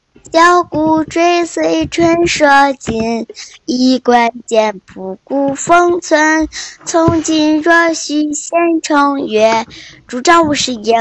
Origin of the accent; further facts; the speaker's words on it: Heilongjiang, China; 我来自黑龙江，今年九岁，今年八岁了，上二年级。